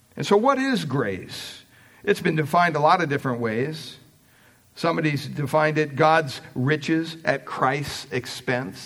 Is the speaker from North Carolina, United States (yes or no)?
no; Pennsylvania, United States; Growing up in Pennsylvania, we had quite a bit of property